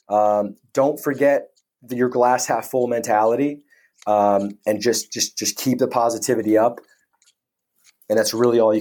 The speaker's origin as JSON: {"language": "English", "country": "United States", "moved": "as an adult", "lives_now": "United Kingdom", "said": "as an American coming over to the UK"}